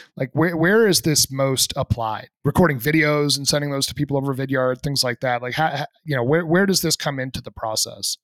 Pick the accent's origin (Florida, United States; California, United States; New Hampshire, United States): New Hampshire, United States; I'm from New Hampshire, which is only about, my house was like three hours from Montreal growing